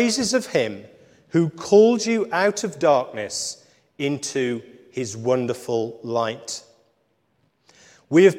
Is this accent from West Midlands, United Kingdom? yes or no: yes; Wolverhampton, West Midlands, United Kingdom; moved away; also born or lived in Shropshire; I grew up in Wolverhampton on the other side of the M6.